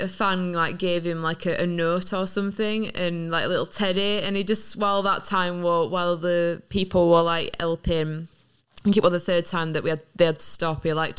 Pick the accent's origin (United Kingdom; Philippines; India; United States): United Kingdom; Barnsley, Yorkshire and the Humber; It makes me proud to be from North, because Sheffield, I'm from Barnsley. He's from Sheffield. It's literally not that far. It's literally like, what, half an hour drive away from me? Well, half an hour on train from where I used to live. So it makes me really proud to be a Yorkshire fella